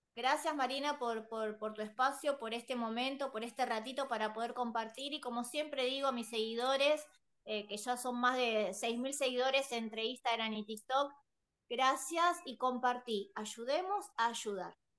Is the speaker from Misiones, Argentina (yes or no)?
no; Buenos Aires, Argentina; yo soy de Buenos Aires, Argentina, Buenos Aires